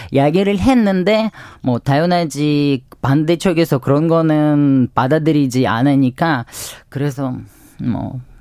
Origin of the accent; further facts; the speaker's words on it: Ukraine; Korean is a second language; moved away as an adult; now in South Korea; 네, 우크라이나에서 온